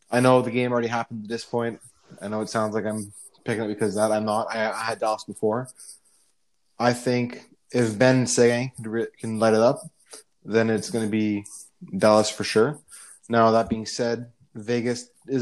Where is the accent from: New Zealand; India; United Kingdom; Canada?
Canada; I'm Canadian